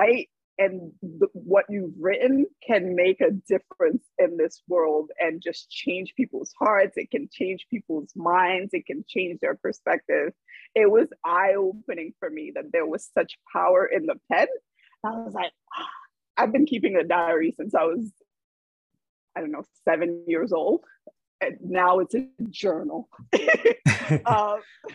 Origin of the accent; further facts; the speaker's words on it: New York City, New York, United States; growing up in Brooklyn in the 90s was not a space that was safe for Haitians